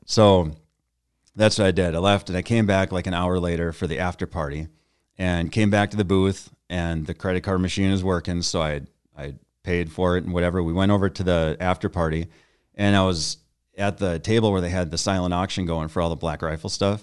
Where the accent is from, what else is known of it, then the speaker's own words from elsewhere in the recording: Bismarck, North Dakota, United States; moved away as an adult; now in Saint Paul, United States; I grew up in Bismarck, North Dakota, and, uh, then I moved to, uh, Saint Paul, Minnesota in nineteen ninety-eight